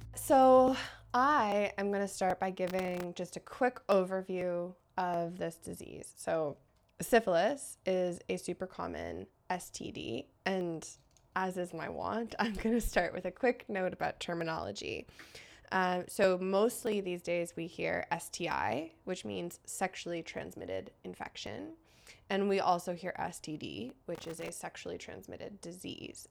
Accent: United States; now in Canada; I'm American, but a permanent resident of Canada

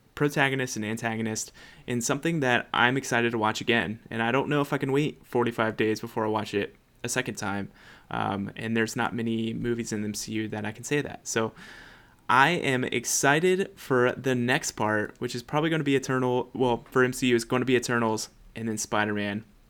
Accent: United States; white American

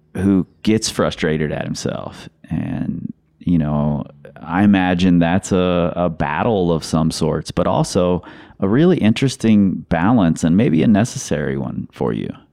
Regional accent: Cincinnati, Ohio, United States; I'm from Cincinnati

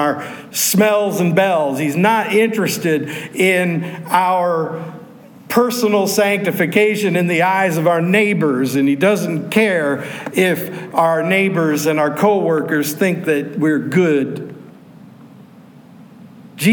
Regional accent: Pittsburgh, Pennsylvania, United States; I grew up in Pittsburgh

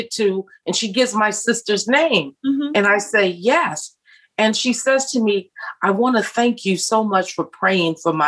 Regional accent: United States; moved away as an adult; I'm an American in a foreign country

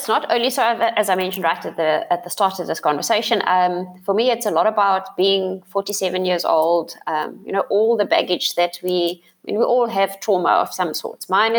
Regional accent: South Africa; first language Afrikaans; English is a second language; And I've written it in Afrikaans because that's obviously my mother tongue.

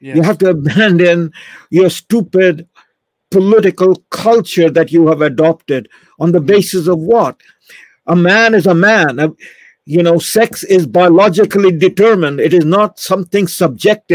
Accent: India; now in Canada; me growing up in India

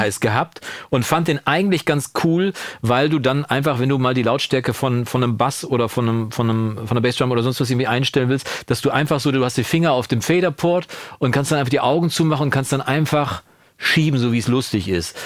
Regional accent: Germany; in Kursfeld, wo ich aufgewachsen bin

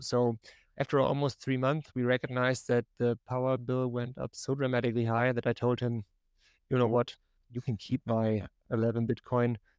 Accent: Germany; English is a second language; now in North Carolina, United States; You maybe hear a little bit of my accent. I'm typically from Germany, but I'm living right now in North Carolina here in the United States

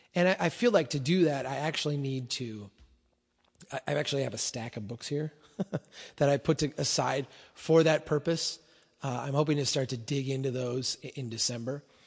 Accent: Brainerd, Minnesota, United States; my hometown here in Brainerd

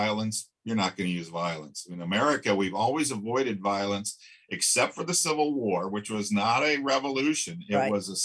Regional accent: Flagstaff, Arizona, United States; I grew up around Navajos and Hopis in Flagstaff, Arizona

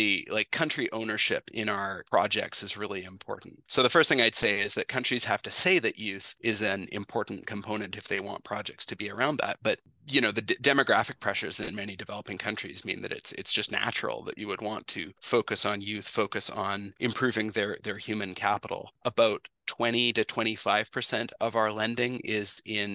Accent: British Columbia, Canada; moved away as an adult; also born or lived in Ontario; I'm from British Columbia originally, and I went to Western for business

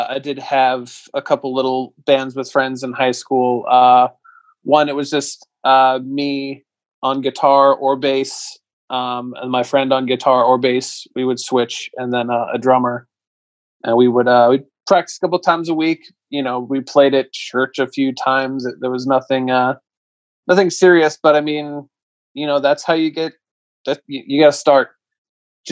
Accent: South Central Pennsylvania, United States; moved away as an adult; also born or lived in Hamilton, Baltimore, Maryland; now in Baltimore, United States; I'm originally from, I grew up in South Central PA

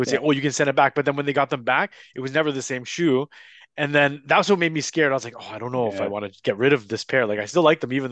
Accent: Toronto, Ontario, Canada; moved away as an adult; now in Hamilton, Canada; I grew up in Toronto

